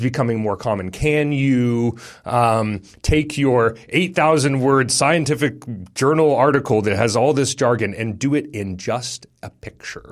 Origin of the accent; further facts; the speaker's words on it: Texas, United States; now in New Zealand; as an American, as a Texan